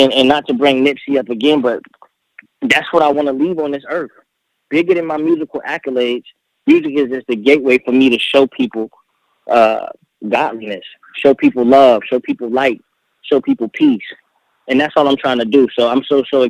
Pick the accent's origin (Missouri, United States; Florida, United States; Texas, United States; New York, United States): Florida, United States; Miami; also born or lived in Fort Lauderdale / Tampa; I didn't know Miami, and I was raised there for like 5-6 years.